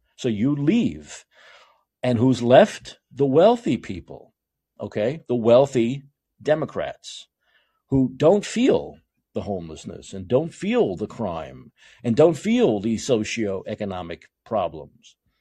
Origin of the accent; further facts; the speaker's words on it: New York, United States; moved away as an adult; also born or lived in Seattle; now in San Francisco, United States; It's longer than I've spent in any place in my life other than my hometown city of New York